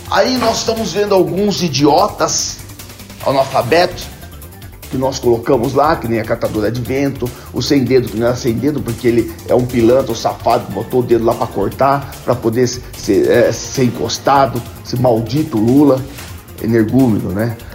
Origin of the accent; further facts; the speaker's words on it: Jundiaí, São Paulo, Brazil; nasci em Jundiaí, no estado de São Paulo, num país chamado Brasil.